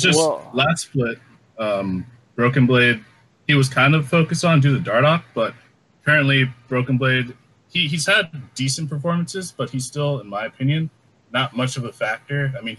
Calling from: Jersey City, New Jersey, United States; I'm calling from Jersey City, New Jersey, in the United States.

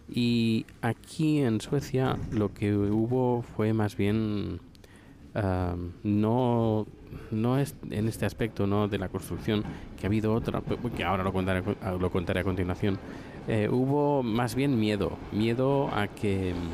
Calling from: Buenos Aires, Argentina; de Buenos Aires, Argentina

